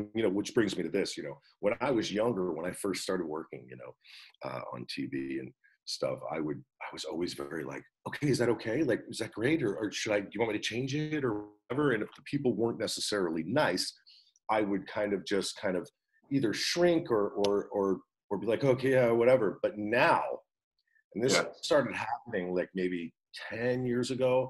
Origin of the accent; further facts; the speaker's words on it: New Jersey, United States; I am originally from New Jersey, yeah. I went to Wall High School